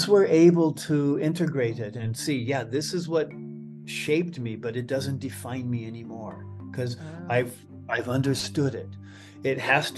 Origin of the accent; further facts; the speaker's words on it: Southern California, United States; white American male who grew up in Southern California in the 1950s and 60s